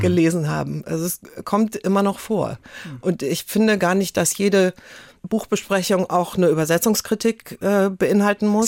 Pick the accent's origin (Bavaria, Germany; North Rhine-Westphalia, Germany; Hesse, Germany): North Rhine-Westphalia, Germany; Cologne; also born or lived in Coesfeld; now in Hamburg, Germany